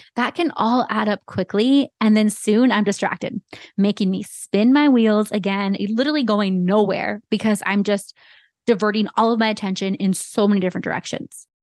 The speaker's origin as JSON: {"language": "English", "town": "Santa Cruz", "region": "California", "country": "United States", "tie": "born or raised there", "also_born_or_lived": "San Jose, California", "said": "growing up in the Bay Area and having Santa Cruz be my hometown"}